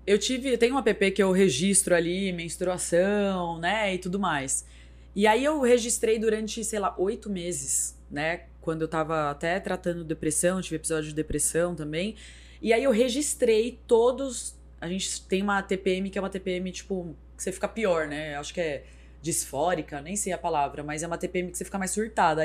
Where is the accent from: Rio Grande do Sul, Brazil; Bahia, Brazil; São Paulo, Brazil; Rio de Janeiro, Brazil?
São Paulo, Brazil; moved away as an adult; now in Sorocaba, Brazil; eu sou de São Paulo, mas eu moro aqui desde a época da TV Tem